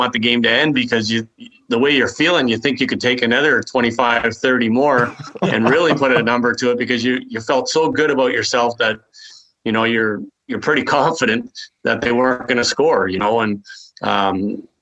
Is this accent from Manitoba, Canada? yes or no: no; Toronto, Ontario, Canada; moved away; also born or lived in Quebec City; I was from Toronto